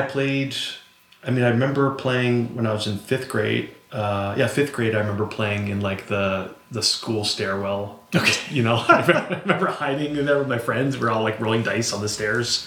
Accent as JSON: {"language": "English", "town": "Montpelier", "region": "Vermont", "country": "United States", "tie": "born or raised there", "moved": "yes", "lives_now": "Cleveland, United States", "said": "in my in my hometown in Vermont, Montpelier"}